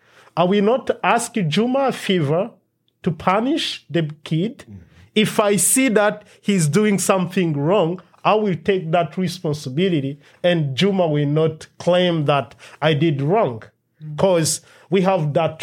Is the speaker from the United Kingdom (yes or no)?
no; DR Congo; now in United States; our culture where we grew up in Democratic Republic of Congo.